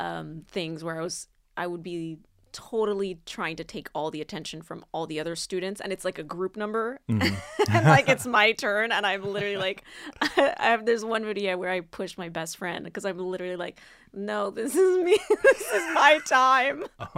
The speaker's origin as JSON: {"language": "English", "country": "Cameroon", "tie": "born or raised there", "also_born_or_lived": "Sacramento, California", "moved": "yes", "lives_now": "Los Angeles, United States", "said": "I grew up in Cameroon"}